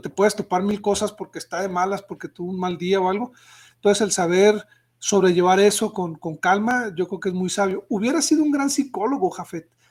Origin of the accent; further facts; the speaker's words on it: Mexico; nosotros como mexicanos